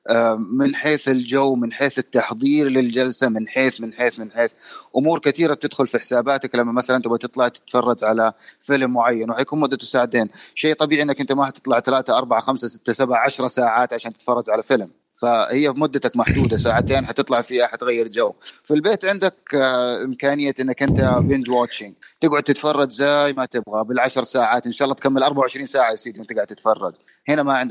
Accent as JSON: {"language": "Arabic", "country": "Saudi Arabia", "said": "السينما ما كانت موجوده هنا عندنا في السعوديه"}